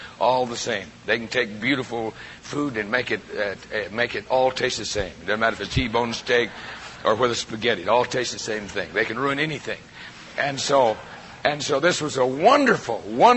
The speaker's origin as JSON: {"language": "English", "town": "Prescott", "region": "Arizona", "country": "United States", "tie": "born or raised there", "moved": "as an adult", "said": "been out of Prescott in my entire life."}